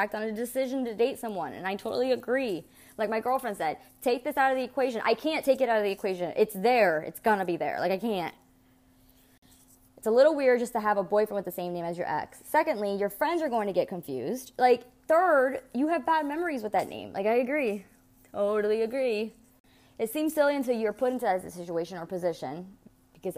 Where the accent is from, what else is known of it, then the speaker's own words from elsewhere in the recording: New Jersey, United States; also born or lived in New York; now in Florida, United States; grew up in Jersey